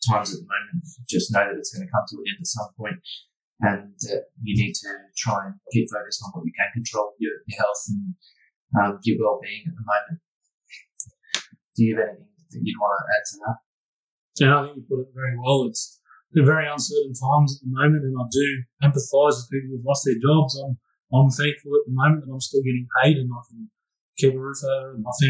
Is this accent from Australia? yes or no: yes; Australia; we as Australian people